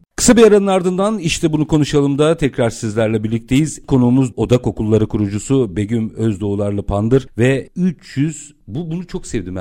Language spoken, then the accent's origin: Turkish; Istanbul, Turkey; doğma büyüme Bakırköylü